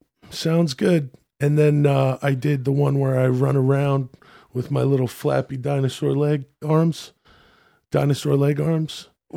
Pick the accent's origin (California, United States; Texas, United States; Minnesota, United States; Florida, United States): California, United States; born there; So I was born in California.